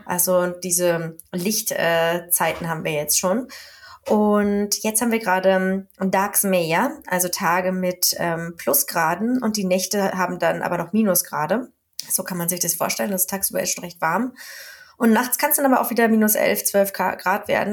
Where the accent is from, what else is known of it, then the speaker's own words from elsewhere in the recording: Germany; accent: hard German; now in Sweden; mein Schwedisch mit meinem harten deutschen Akzent